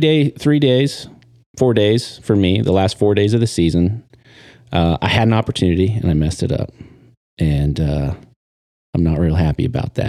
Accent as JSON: {"language": "English", "town": "Triangle Lake", "region": "Oregon", "country": "United States", "tie": "born or raised there", "said": "I am born and raised in Oregon. Uh, I grew up on the coast, little town called Triangle Lake"}